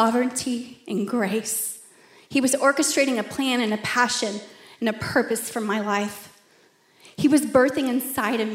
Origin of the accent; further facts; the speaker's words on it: Plano, Texas, United States; I grew up in Plano in a Christian home